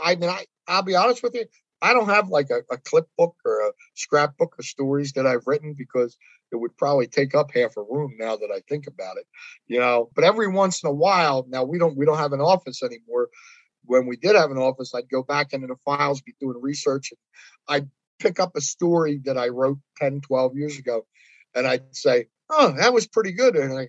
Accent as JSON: {"language": "English", "region": "Pennsylvania", "country": "United States", "said": "but people in Delco, it's, you know, I'm from Delco, and they take great pride in that."}